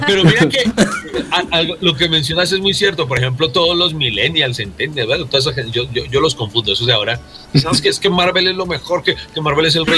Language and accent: Spanish; Pereira, Risaralda, Colombia; yo soy de Pereira